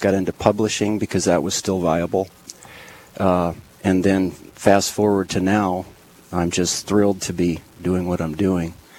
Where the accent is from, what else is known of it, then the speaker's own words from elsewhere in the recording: Lincoln, United States; moved away; also born or lived in Minneapolis, Minnesota; I grew up in Lincoln, we ended up in Minneapolis